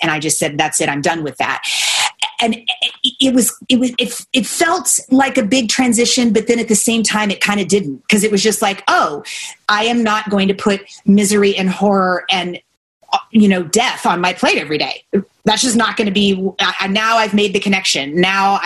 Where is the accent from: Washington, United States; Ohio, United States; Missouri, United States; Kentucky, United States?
Kentucky, United States; I grew up in Kentucky, and I competed in saddlebred horseback riding.